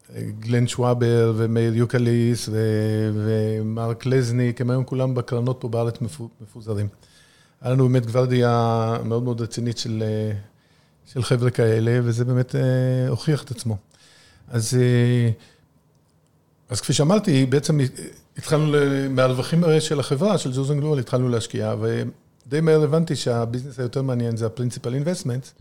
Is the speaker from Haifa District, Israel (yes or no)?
yes; Haifa, Haifa District, Israel; moved away as an adult; also born or lived in United States; אנחנו גדלנו בחיפה